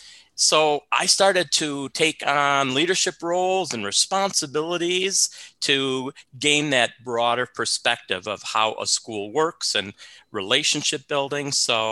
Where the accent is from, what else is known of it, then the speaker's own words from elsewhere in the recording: Gaylord, Michigan, United States; also born or lived in Houston, Texas; now in Minnesota, United States; I'm a Michigan boy.